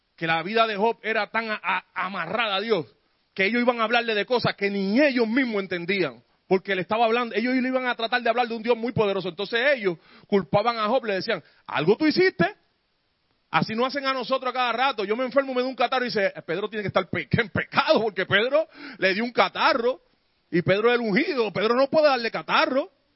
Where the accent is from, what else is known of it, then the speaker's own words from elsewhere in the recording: San Juan, Puerto Rico; yo me crié en Barrio Obrero y aquella en Puerto Rico